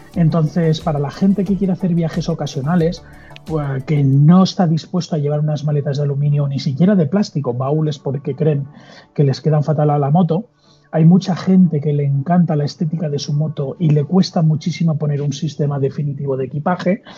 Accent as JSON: {"language": "Spanish", "area": "Mallorca", "region": "Balearic Islands", "country": "Spain", "said": "yo soy de Mallorca, un mallorquín"}